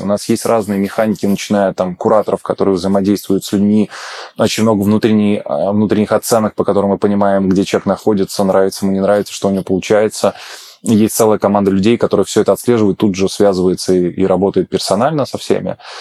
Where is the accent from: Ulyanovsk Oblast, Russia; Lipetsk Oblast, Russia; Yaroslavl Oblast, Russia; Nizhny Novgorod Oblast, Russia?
Ulyanovsk Oblast, Russia; Ulyanovsk; moved away as an adult; also born or lived in Moscow; я переехал из Москвы обратно к себе домой в Ульяновск